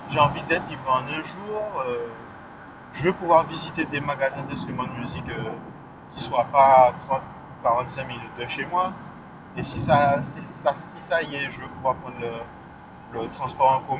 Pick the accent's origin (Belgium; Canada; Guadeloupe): Guadeloupe; moved away; Ouais, donc euh, cette chanson-là, ça parle du fait que ouais, euh, j'ai quitté la Guadeloupe. J'ai pas quitté la Guadeloupe euh, parce que je la suis ou pas, mais